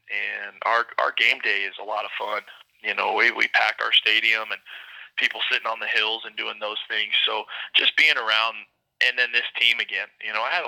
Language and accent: English; Oklahoma, United States; now in Billings, United States; I'm from Oklahoma, but I've been kind of all over